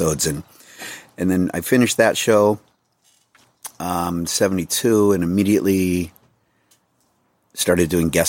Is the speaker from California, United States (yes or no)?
yes; Oxnard, California, United States; moved away as an adult; also born or lived in Los Angeles; now in Copenhagen, Denmark; I grew up on Silver Strand and in town in Oxnard and back and forth with aunts and uncles and cousins.